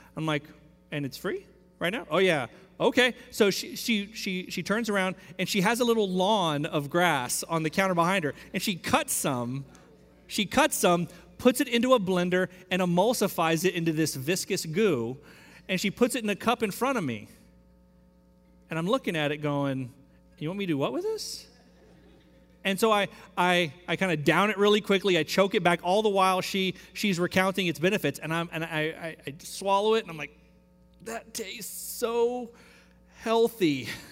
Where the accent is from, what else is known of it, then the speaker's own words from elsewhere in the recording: Central Texas, United States; now in Houston, United States; I grew up in Central Texas